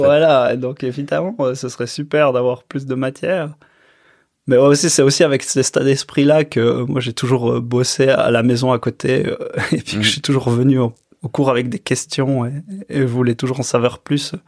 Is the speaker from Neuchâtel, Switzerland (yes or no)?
no; Choëx, Valais, Switzerland; je suis né à, à Chouet, donc j'étais à l'école, euh, ben, dans les petites écoles à, Chouet. Ensuite, j'étais à Monté, euh, cycle d'orientation